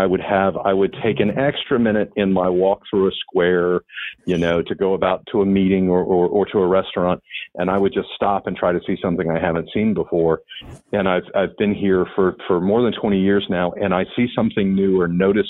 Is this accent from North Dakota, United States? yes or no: no; Atlanta, Georgia, United States; moved away as an adult; now in Savannah, United States; I grew up in Atlanta. I've had family here in Savannah for generations. And I had the good fortune of spending my summers here as a kid.